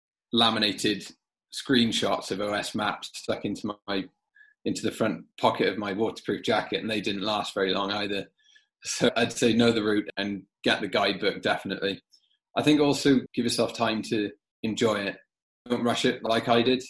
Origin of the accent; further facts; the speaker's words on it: South Wales, United Kingdom; moved away as an adult; now in London, United Kingdom; I'm born and bred in South Wales.